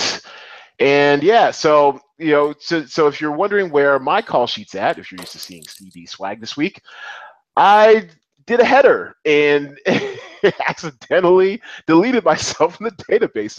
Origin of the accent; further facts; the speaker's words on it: Seattle, Washington, United States; in my hometown of Seattle